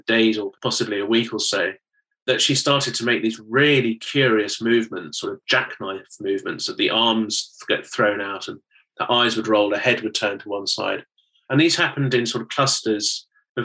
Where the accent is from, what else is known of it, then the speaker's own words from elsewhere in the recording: United Kingdom; you can probably tell from my accent that I'm from the United Kingdom